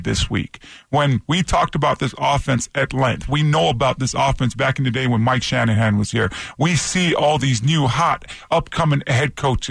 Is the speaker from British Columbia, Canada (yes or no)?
no; Toronto, Ontario, Canada; moved away; I grew up in Toronto, Canada